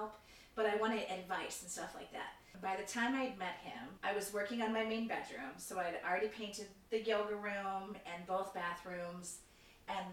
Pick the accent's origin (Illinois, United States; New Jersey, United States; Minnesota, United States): Illinois, United States; Chicago; we're from Chicago. So we have very distinct issues about pizza. People argue about pizza. It's an actual thing here.